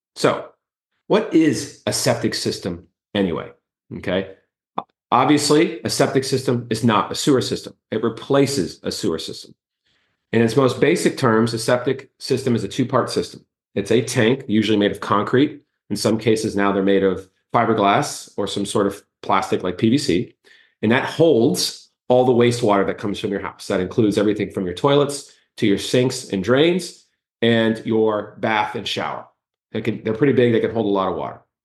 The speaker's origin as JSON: {"language": "English", "town": "Miami", "region": "Florida", "country": "United States", "tie": "born or raised there", "moved": "yes", "lives_now": "Orlando, United States", "said": "I grew up in Miami, I'm from Kendall"}